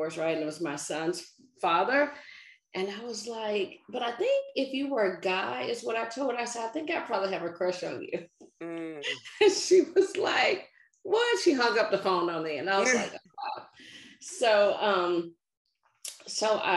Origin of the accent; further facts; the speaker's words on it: Nashville, Tennessee, United States; now in Maryland, United States; I'm a native Nashvilleian. I grew up in the South